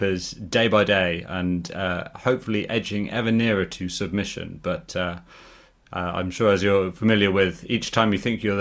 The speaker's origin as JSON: {"language": "English", "country": "Guernsey", "tie": "born or raised there", "also_born_or_lived": "Birmingham / Cambridge", "moved": "yes", "lives_now": "United Kingdom", "said": "So originally I'm from a tiny island called Guernsey, which is halfway in between England and France in the English Channel."}